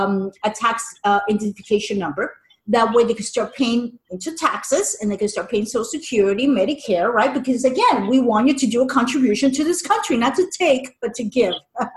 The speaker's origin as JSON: {"language": "English", "town": "New York City", "region": "New York", "country": "United States", "tie": "born or raised there", "said": "I am an immigrant myself. My parents were immigrants from Spain. And I was born in the Big Apple, New York City. Very proud of being an American, very proud of being a European Spaniard."}